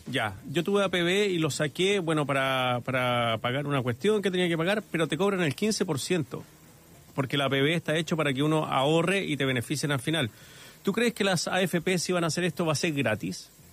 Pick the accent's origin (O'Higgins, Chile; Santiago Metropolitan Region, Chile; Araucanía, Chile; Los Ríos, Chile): Santiago Metropolitan Region, Chile; Santiago; los que somos de acá de Santiago